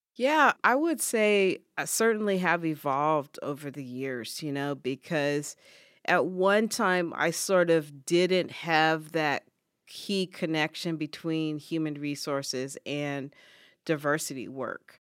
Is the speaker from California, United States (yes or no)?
yes; California, United States; moved away as an adult; now in Ithaca, United States; I was born and raised in California